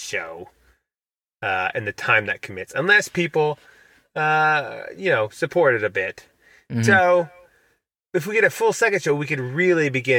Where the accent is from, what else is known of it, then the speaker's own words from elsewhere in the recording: United States; I'm an American